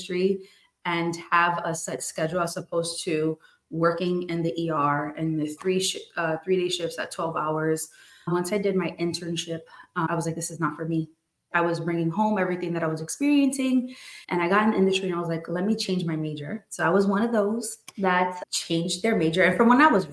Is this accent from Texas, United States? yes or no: no; New Jersey, United States; now in Florida, United States; born and raised in New Jersey, moved over to Florida to get away from the cold